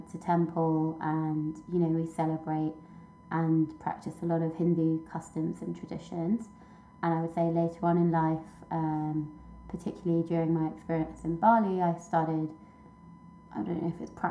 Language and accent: English; United Kingdom; also born or lived in Paris; born in the UK. I'm British, Pakistani, and Indian